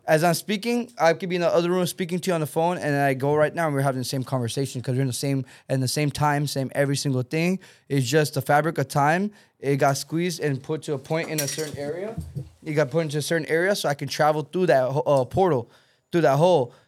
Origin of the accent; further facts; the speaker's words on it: Texas, United States; now in California, United States; I come from Texas